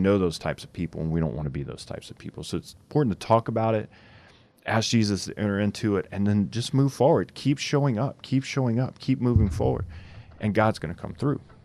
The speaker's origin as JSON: {"language": "English", "region": "Louisiana", "country": "United States", "tie": "born or raised there", "said": "I grew up in Louisiana"}